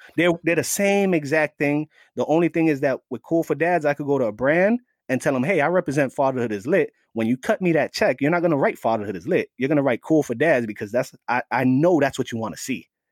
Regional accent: New York City, New York, United States; also born or lived in Staten Island, New York; I was born and raised in the Bronx, the Bronx section of New York

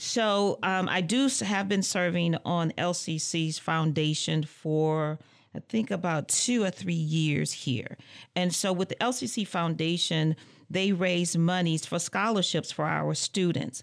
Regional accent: Muskegon Heights, Michigan, United States; moved away as an adult; also born or lived in Lansing, Michigan; I hail from Muskegon Heights, Michigan

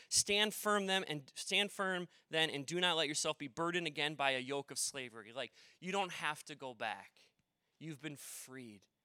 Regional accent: Maple Plain, Minnesota, United States; also born or lived in Delano, Minnesota; I grew up in Maple Plain, and I've lived now in Delano a while

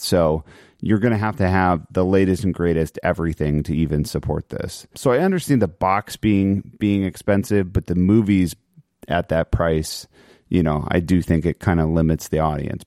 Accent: Chicago, Illinois, United States; I grew up in Chicago in the nineties

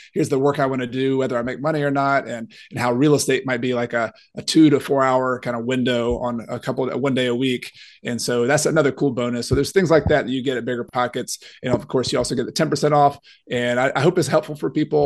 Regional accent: Newnan, Georgia, United States; also born or lived in Clemson, South Carolina; I grew up in Noonan, Georgia

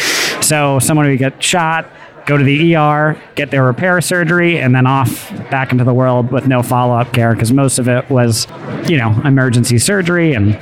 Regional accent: New York City, New York, United States; I'm from New York, New York.

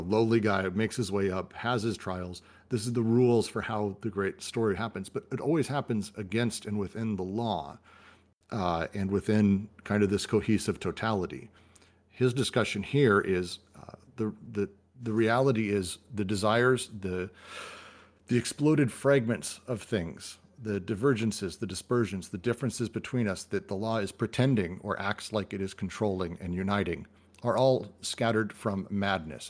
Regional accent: United States; I'm American

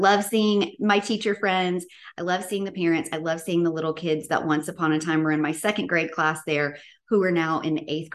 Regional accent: Bartlett, Tennessee, United States; I grew up in Memphis, Tennessee, in Bartlett

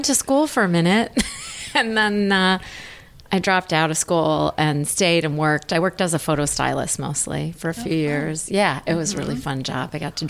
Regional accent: Edina, Minnesota, United States; also born or lived in Los Angeles; I'm from Minneapolis. Yeah, I grew up in Edina.

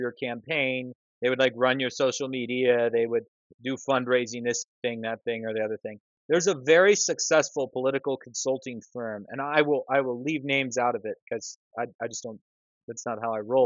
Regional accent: Moscow, Idaho, United States; I'm from Moscow, Idaho

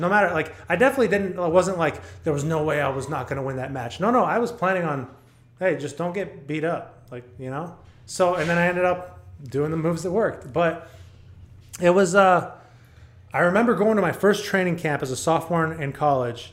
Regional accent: Texas, United States; also born or lived in El Paso; I grew up in Texas

